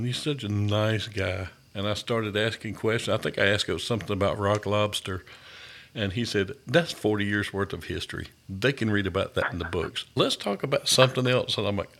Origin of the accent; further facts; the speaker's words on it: Thomson, Georgia, United States; my hometown of Thompson.